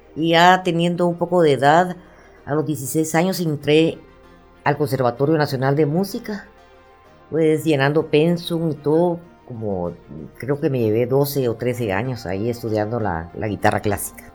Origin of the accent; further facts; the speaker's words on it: Guatemala; yo que soy guatemalteca